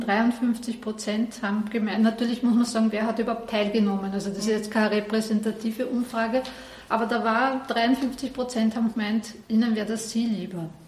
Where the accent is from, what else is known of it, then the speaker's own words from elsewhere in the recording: Vienna, Austria; bei uns in Wien